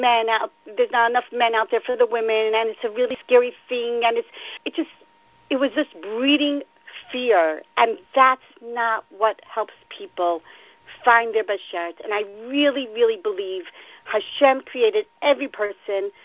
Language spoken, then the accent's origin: English; Baltimore, Maryland, United States; moved away as an adult; now in Israel; I'm from Baltimore.